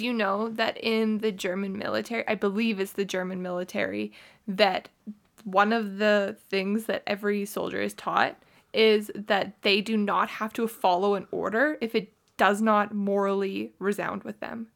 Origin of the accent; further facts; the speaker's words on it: Canada; I grew up in Canada